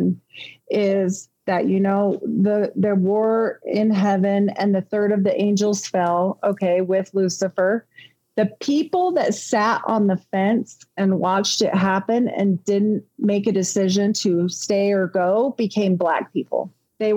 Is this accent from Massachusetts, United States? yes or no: no; Pocatello, Idaho, United States; moved away; I grew up in Pocatello for about 10 years of my younger life